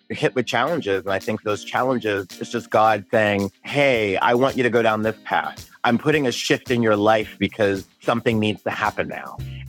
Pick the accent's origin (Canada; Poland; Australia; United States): United States; Pittsburgh, Pennsylvania; now in New York City, United States; I am originally from Pittsburgh, PA, home of the Steelers. And I live in New York City, have been for 25 years.